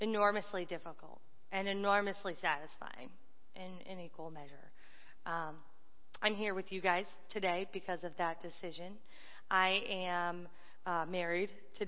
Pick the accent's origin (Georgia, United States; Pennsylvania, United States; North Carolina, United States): North Carolina, United States; Raleigh; moved away as an adult; also born or lived in Dayton, Ohio; I'm from Raleigh, North Carolina